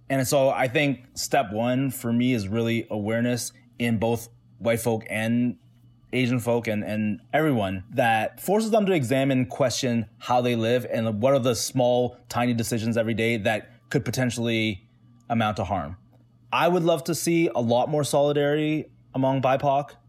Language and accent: English; Toronto, Ontario, Canada; I grew up in the east side Chinatown in Toronto